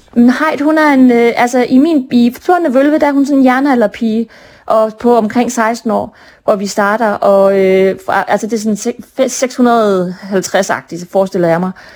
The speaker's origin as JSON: {"language": "Danish", "town": "Brønderslev", "region": "North Denmark Region", "country": "Denmark", "tie": "born or raised there", "moved": "yes", "lives_now": "Copenhagen, Denmark", "said": "jeg er født og opvokset i Brønderslev. Selvom jeg bor i København nu"}